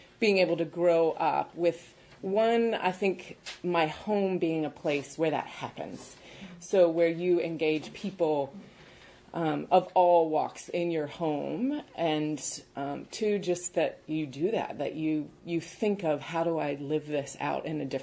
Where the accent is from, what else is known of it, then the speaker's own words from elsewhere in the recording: Birmingham, Alabama, United States; I grew up in Birmingham, Alabama, and my dad worked with Young Life.